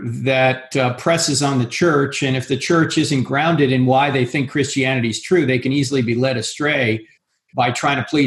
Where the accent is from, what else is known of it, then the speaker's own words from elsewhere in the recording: New Jersey, United States; I went to Catholic high school because it's the law. I'm from New Jersey